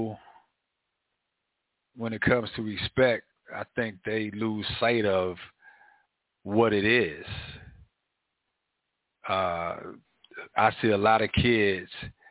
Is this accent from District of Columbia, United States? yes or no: yes; Washington, District of Columbia, United States; growing up in Northwest Washington, D.C., I've seen a lot